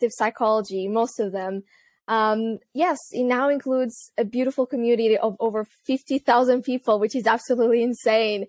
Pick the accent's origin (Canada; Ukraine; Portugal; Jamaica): Portugal; moved away as an adult; also born or lived in United Kingdom / Netherlands; I'm originally from Portugal, but I moved to the UK when I was 18